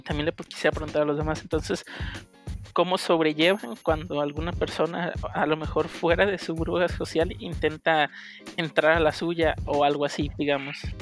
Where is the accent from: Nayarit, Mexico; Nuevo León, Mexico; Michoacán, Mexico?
Nayarit, Mexico; Tepic; also born or lived in Guadalajara; yo nací en Tepic